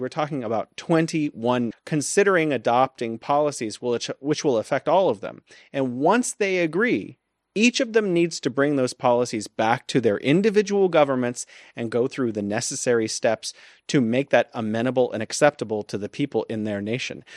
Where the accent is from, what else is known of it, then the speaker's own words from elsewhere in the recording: United States; As an American